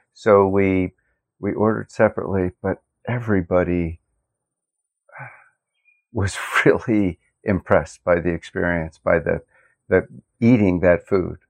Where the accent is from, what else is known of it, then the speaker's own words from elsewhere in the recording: Lancaster County, Pennsylvania, United States; I grew up in Lancaster County, Pennsylvania